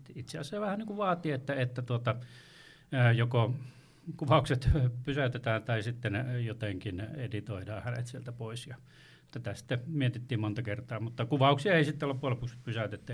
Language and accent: Finnish; Torne River valley, Lapland, Finland; Itse, itse on tuolta Uljaan äh, valjastamattoman tornion ja varrelta ja etenkin lapsuudesta muistan tulvaajana